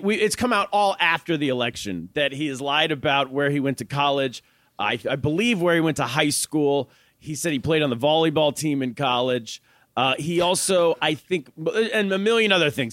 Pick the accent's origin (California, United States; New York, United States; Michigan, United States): California, United States; Northern; I grew up in Northern California